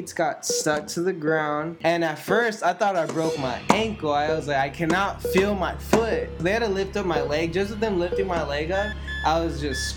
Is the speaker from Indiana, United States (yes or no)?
no; La Puente, California, United States; I grew up in La Puente, California